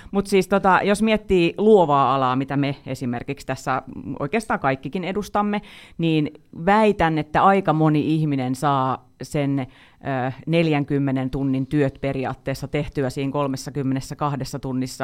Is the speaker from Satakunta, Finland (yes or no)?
yes; Pori, Satakunta, Finland; born or raised there